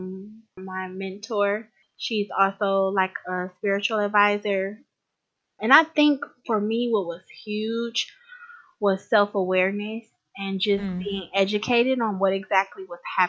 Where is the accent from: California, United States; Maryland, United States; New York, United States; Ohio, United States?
Ohio, United States; Cleveland; I live in a suburb of Cleveland as of right now, but I was born and raised in Cleveland, Ohio.